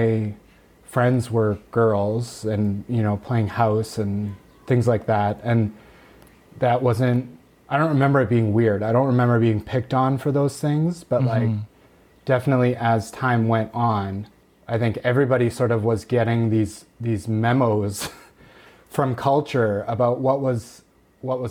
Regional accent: Steinbach, Manitoba, Canada; moved away as an adult; also born or lived in Winnipeg; now in Saskatchewan, Canada; I grew up in a small town just south of Winnipeg called Steinbach, Manitoba.

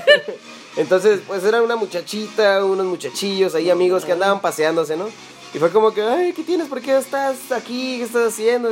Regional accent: Mexicali, Baja California, Mexico; Yo la verdad que siempre he sido un citadino y siempre he estado encerrado en mis finas, en mis finas calles de Mexicali

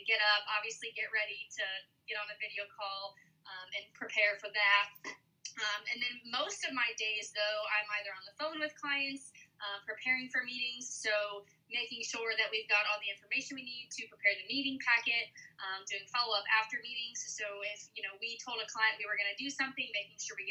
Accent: Le Roy, Illinois, United States; I grew up in Leroy, Illinois

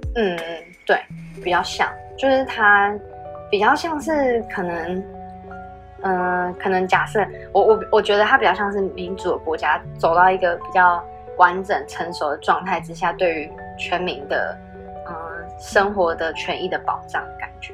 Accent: Taiwan; 我就很不像台湾人

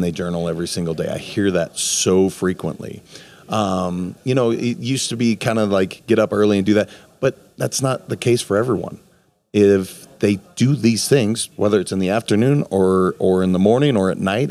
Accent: Montana, United States; now in Florida, United States; I'm from Montana originally, so this is like my backyard that I grew up with.

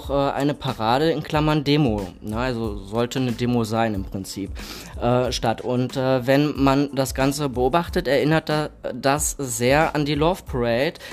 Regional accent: Hamm, North Rhine-Westphalia, Germany; Ich komme aus Hamm in Westfalen, die schönste Stadt im Ruhrgebiet.

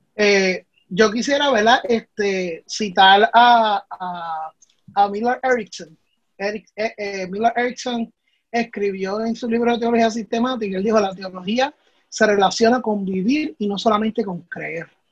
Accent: Puerto Rico; los problemas que nosotros vivimos como país, como puertorriqueños

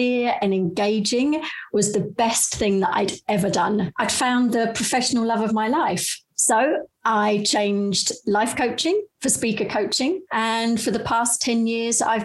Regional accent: London, United Kingdom; now in Amsterdam, Netherlands; I'm a Brit that was originally from London, but I've actually been living in Amsterdam for over 20 years now.

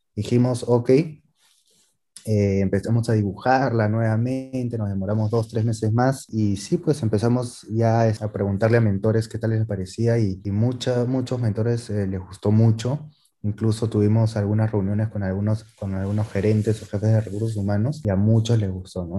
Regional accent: Peru; somos peruanos

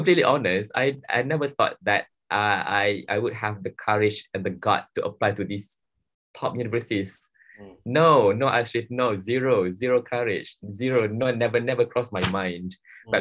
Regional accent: Johor, Malaysia; I'm from Johor

